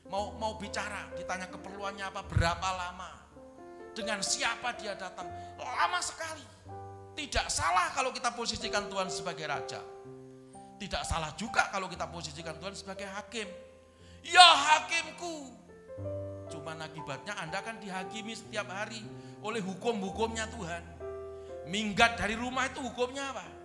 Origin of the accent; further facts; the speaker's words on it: Wonogiri, Central Java, Indonesia; Leluhur-leluhur saya orang Jawa, kampung halaman saya di Wonogiri sana